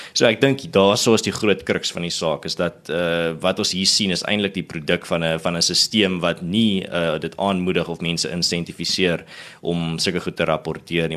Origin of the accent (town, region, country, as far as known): South Africa